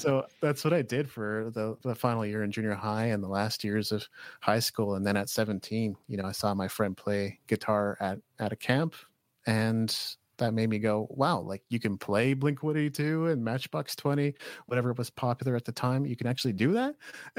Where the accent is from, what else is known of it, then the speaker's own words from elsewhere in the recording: Japan; I grew up in Japan actually.